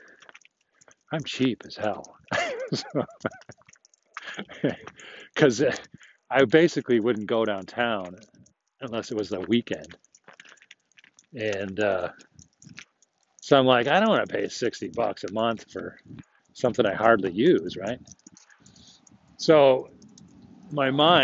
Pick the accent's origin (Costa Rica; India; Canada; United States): United States; also born or lived in Germany; I am an American